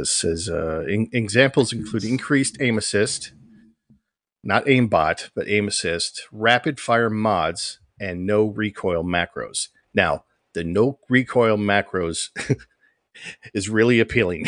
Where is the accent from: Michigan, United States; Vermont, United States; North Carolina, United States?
Michigan, United States; just north of Detroit; a guy who was born and raised in Michigan, just north of Detroit